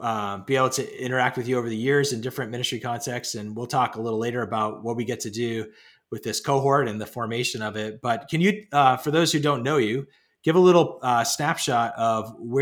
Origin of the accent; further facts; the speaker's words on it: Pennsylvania, United States; now in New England, United States; I grew up in Western Pennsylvania.